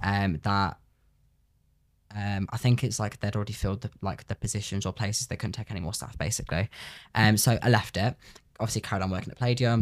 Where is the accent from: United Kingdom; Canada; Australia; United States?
United Kingdom; Coventry, West Midlands; I'm from Coventry.